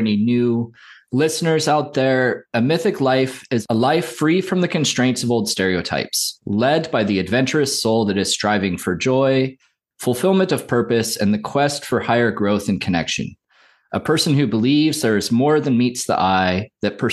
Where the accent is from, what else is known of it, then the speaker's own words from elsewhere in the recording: Santa Cruz, California, United States; I grew up in Santa Cruz as a surfer